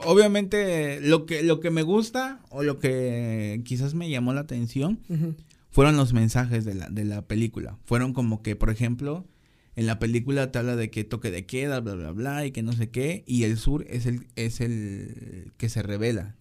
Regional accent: Veracruz, Mexico; la gente de Veracruz. Tenemos como que una cultura muy identitaria

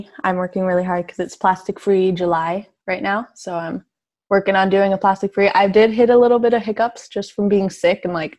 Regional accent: Salmon Arm, British Columbia, Canada; moved away as an adult; now in Victoria, Canada; I'm from like a really small town in like mid BC.

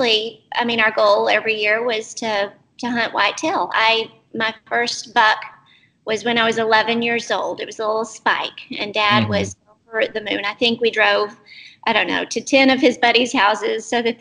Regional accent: Albany, Texas, United States; I grew up in Albany, Texas

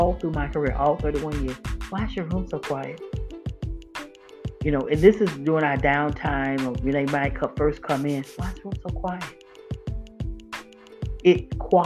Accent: Florida, United States; I grew up in Florida, and I started elementary school in the late 60s

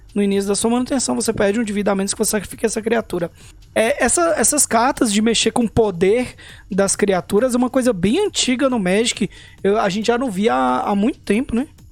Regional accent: Brazil; a gente é brasileiro

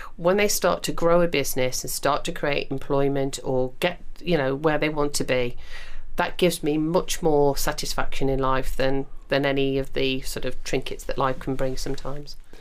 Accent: United Kingdom; we are British

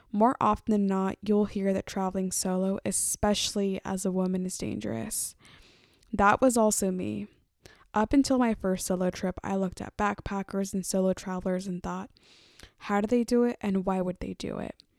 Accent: Oakland, California, United States; I am a Mexican-American woman who was born and raised in Oakland, California

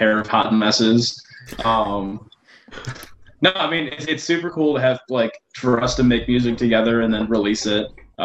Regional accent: Michigan, United States; moved away as an adult; now in Ohio, United States; But I'm from Michigan. Me and Dylan went to high school together.

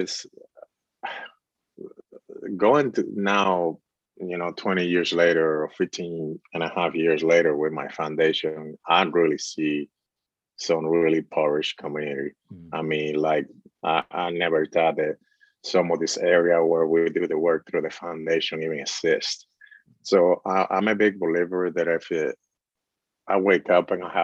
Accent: Dominican Republic; moved away; I was born and raised in the Dominican Republic

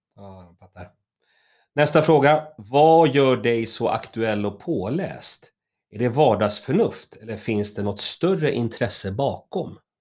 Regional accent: Stockholm, Stockholm County, Sweden; jag är uppvuxen i, i Högdalen, Hökarängen

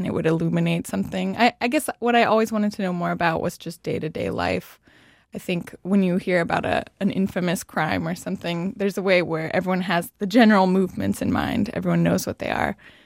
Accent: California, United States; I'm from California

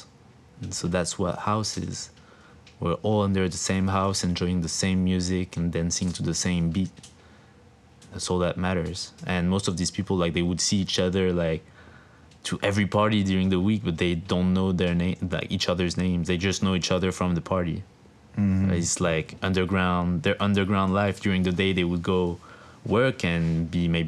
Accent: France; moved away; in France, like, there's a club in my hometown that plays really good house music

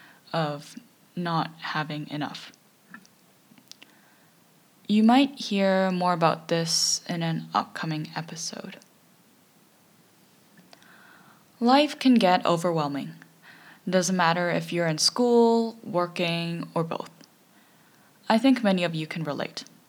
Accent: Canada; As a Canadian myself

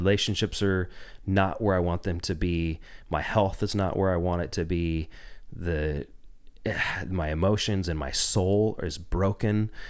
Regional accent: Jacksonville, Oregon, United States; also born or lived in Ashland, Oregon; I grew up in Southern Oregon. I was born in nineteen eighty in Ashland and, um, spent most of my life actually just outside of Jacksonville

